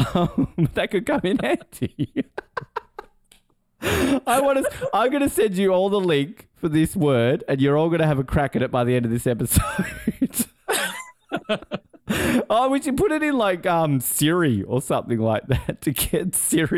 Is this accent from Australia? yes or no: yes; Australia; also born or lived in New Zealand; as an Australian